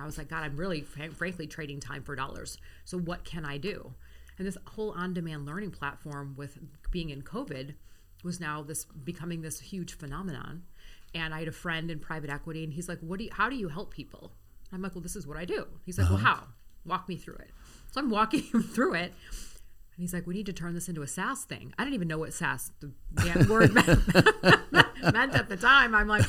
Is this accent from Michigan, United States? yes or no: yes; Grosse Pointe, Michigan, United States; Grosse Pointe, Michigan.